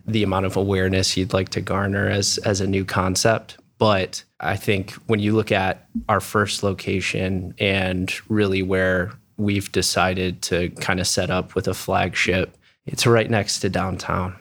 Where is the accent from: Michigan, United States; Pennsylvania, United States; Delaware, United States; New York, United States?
Michigan, United States; outside of Detroit, east side of; moved away as an adult; also born or lived in Grand Rapids, Michigan; now in Columbus, United States; I grew up on the east side of the state, outside of Detroit